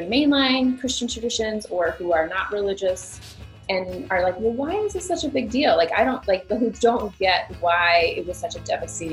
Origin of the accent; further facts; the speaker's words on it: Minneapolis, Minnesota, United States; I'm a writer from Minneapolis, Minnesota.